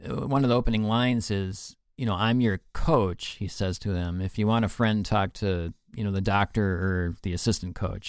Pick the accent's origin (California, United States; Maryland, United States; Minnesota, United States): Minnesota, United States; we are in Minnesota. We're from Minnesota